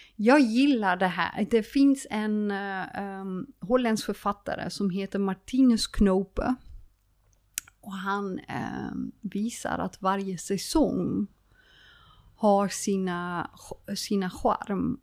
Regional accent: Friesland, Netherlands; Swedish is a second language; moved away as an adult; now in Sweden; Jag är en holländare som flyttade till Sverige. Eh, en frisare som flyttade till Sverige

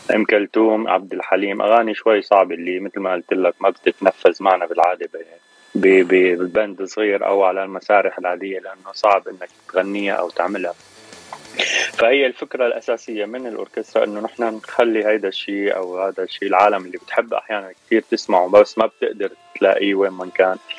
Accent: Damascus, Damascus Governorate, Syria; moved away as an adult; now in Los Angeles, United States; انا من سوريا من الشام صار لي تسع سنين

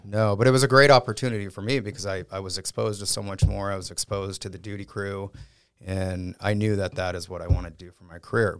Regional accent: San Diego, California, United States; I grew up in San Diego, San Diego, California

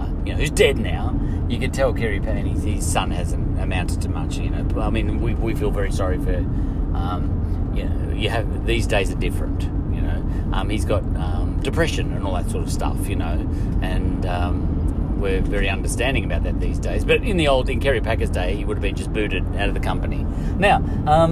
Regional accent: Australia; we're from Australia

